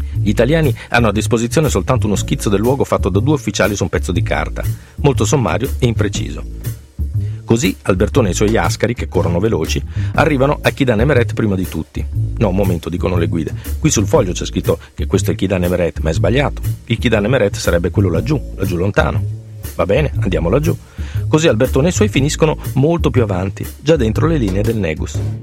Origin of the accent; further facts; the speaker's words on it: Parma, Emilia-Romagna, Italy; Io sono nato a Parma e per i miei primi sette anni ho vissuto nella piazza davanti alla stazione